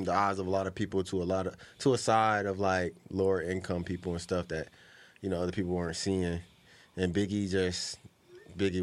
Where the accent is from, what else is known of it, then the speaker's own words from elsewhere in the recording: Ohio, United States; I'm from Ohio